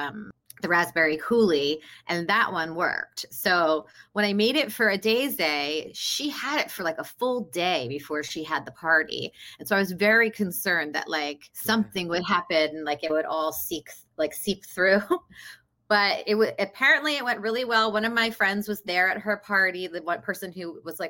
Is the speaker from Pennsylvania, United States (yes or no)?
yes; Philadelphia, Pennsylvania, United States; moved away; also born or lived in South Jersey; I'm also born and raised in the Philadelphia, South Jersey area